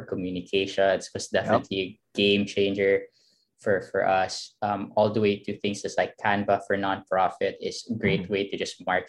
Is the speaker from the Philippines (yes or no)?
yes; Philippines; moved away as an adult; also born or lived in United States; born and raised in the Philippines